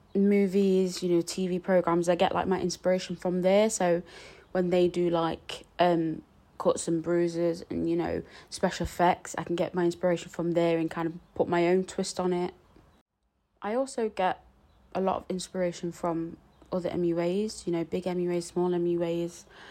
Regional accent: Nottingham, East Midlands, United Kingdom; I'm from Nottingham

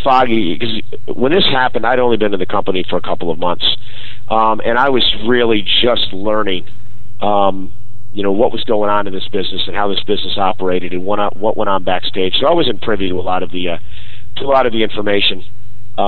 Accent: New York, United States; I grew up in New York

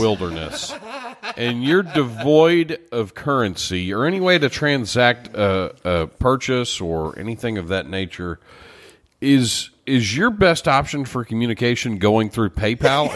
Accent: Beaumont, Texas, United States; I grew up in Beaumont, Texas

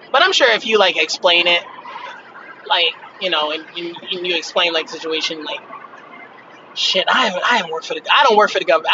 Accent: United States; I'm American and I'm doing okay in America

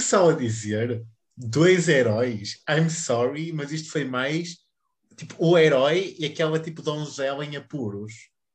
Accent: Pinheiros, Portugal; a minha terrinha

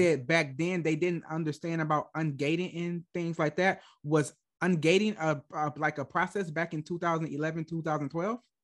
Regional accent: Michigan, United States; moved away as an adult; now in Germany; I was born and raised in Michigan, like, I moved to Germany when I was, like, twenty-three

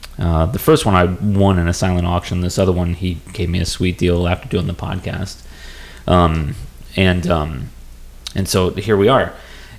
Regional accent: Gillespie, Illinois, United States; I was from Gillespie.

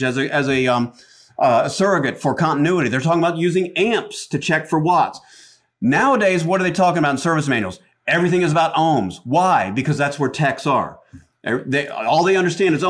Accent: Atlanta, Georgia, United States; accent: Southern; I grew up in Atlanta

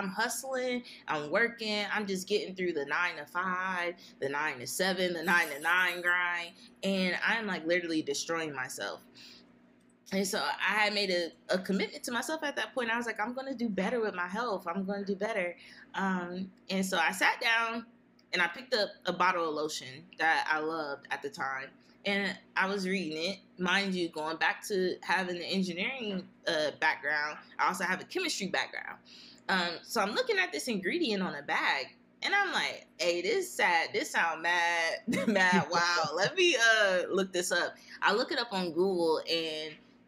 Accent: Columbus, Ohio, United States; I'm an Eastside baby. So I grew up in the Poindexter, Mount Vernon, Eastside area

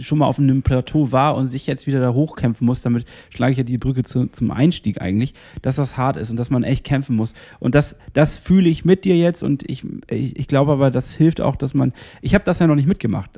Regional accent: Northern Germany, Germany; als Norddeutscher

